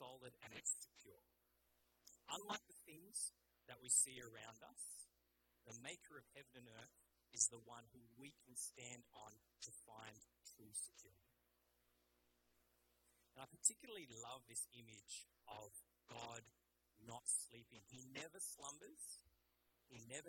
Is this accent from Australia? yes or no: yes; Australia; also born or lived in England; My parents, Malaysian Chinese, I was born in England, grew up in Australia.